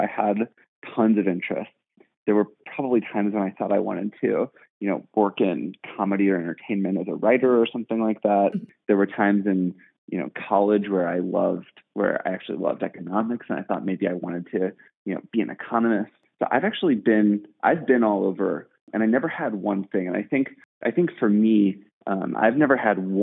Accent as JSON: {"language": "English", "town": "St. Louis", "region": "Missouri", "country": "United States", "tie": "born or raised there", "also_born_or_lived": "New York", "moved": "as an adult", "lives_now": "San Francisco, United States", "said": "I'm originally from St. Louis, actually. And I spent my first 18 years of life in St. Louis"}